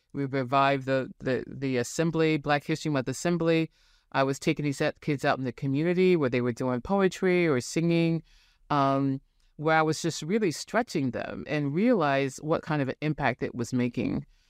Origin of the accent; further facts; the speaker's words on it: Santa Rosa, California, United States; moved away as an adult; now in Portland, United States; I was born in Santa Rosa, California, in Northern California